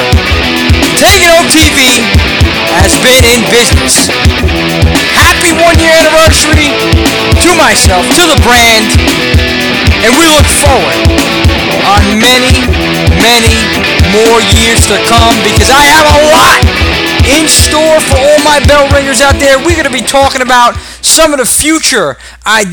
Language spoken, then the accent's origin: English; New York, United States; accent: Brooklynese; my Brooklynese accent